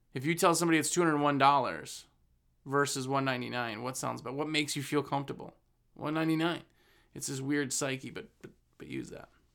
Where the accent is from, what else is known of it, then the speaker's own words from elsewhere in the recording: Wisconsin, United States; I'm from Wisconsin. We ran a business in Wisconsin for years and years